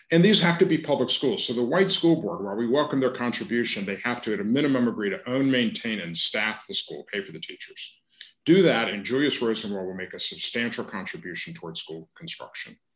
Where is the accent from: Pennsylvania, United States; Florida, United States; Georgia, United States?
Georgia, United States; Savannah; I am a fifth generation Jewish Georgian. Uh, I grew up in Savannah. Uh, I have been a progressive activist my entire life.